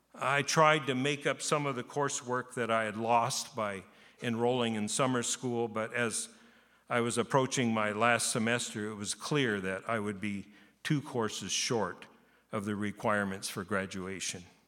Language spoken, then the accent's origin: English; Japan; moved away as an adult; I was born in Japan. I lived in Japan, but through being 18